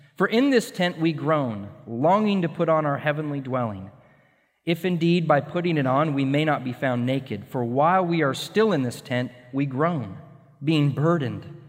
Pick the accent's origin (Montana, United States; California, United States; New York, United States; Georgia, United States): Montana, United States; moved away as an adult; also born or lived in Connecticut / Colorado / Washington / North Carolina; now in Texas, United States; growing up in Montana, And in the Rocky Mountains